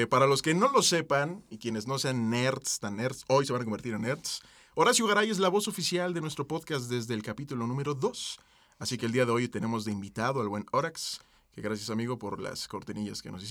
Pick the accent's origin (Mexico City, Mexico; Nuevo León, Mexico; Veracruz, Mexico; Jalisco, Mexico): Mexico City, Mexico; Ciudad de México.